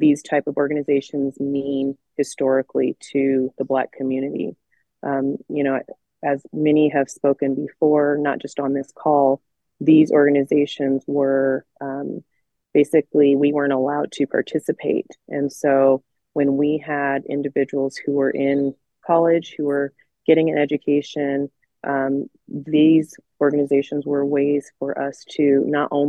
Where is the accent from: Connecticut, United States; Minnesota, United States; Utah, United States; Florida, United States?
Utah, United States; Layton; I'm a lifelong, Utah resident, born and raised here